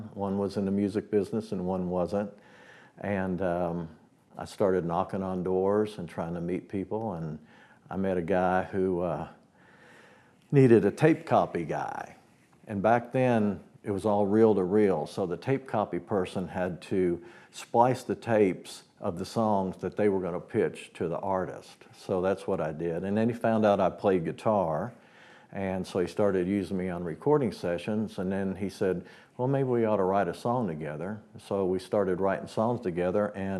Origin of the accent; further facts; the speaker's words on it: Woodstock, New York, United States; moved away; also born or lived in Nashville; I was born in Woodstock, New York, before it was Woodstock, New York. But the great thing about that was it was an artistic community already.